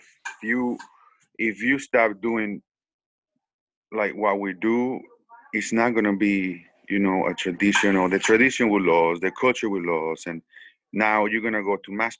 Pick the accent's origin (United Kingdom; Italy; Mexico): Mexico; San Francisco del Rincón, Guanajuato; now in United States; I was raised in Mexico. I was born in Guanajuato, San Francisco del Rincón, Guanajuato.